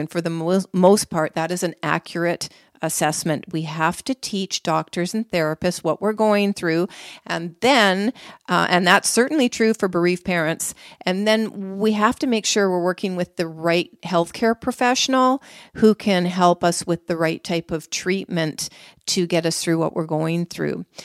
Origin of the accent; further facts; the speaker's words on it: Canada; I'm from Canada